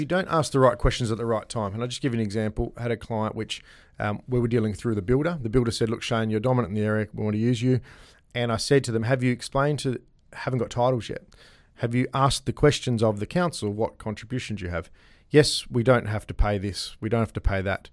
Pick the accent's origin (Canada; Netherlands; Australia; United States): Australia; Gosnells, Western Australia; I grew up in Bray Street